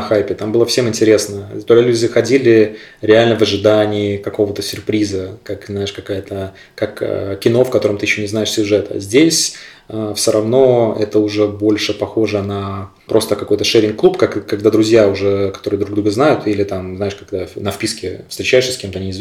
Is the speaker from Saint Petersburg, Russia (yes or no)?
yes; Sestroretsk, Saint Petersburg, Russia; Я прям вырос в Сестрорецке